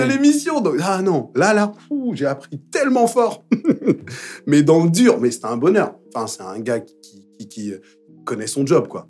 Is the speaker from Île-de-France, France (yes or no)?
yes; Paris, Île-de-France, France; Je suis né dans le 20e, je parle anglais